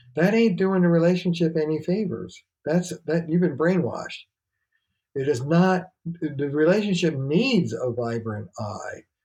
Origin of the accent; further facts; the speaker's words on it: New York, United States; moved away as an adult; now in Boston, United States; I'm a New Yorker